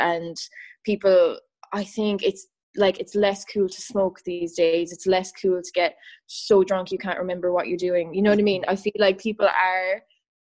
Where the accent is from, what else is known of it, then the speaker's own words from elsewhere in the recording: Ireland; I'm from Ireland